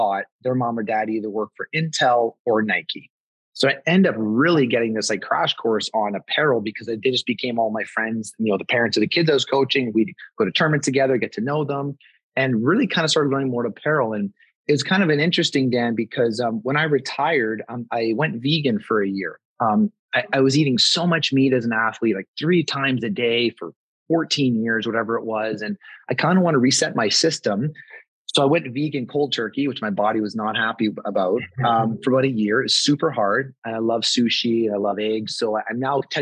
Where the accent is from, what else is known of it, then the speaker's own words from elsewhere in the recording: Vancouver, British Columbia, Canada; moved away as an adult; I grew up in Vancouver, BC, Canada, played hockey my whole life growing up